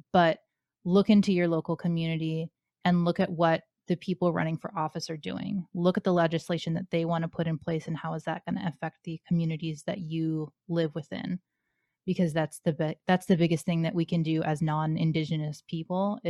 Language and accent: English; Atlanta, Georgia, United States; I grew up in Atlanta, Georgia